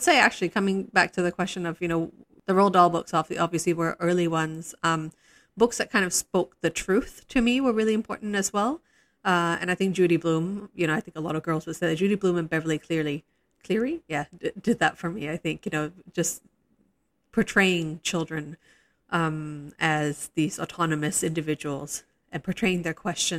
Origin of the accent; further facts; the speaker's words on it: Singapore; when I was growing up in Singapore, and a lot of people from my generation speak very nostalgically about this